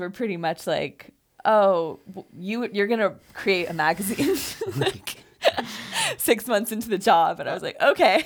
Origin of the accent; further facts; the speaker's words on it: Fairfield, Iowa, United States; I grew up in Fairfield, like David did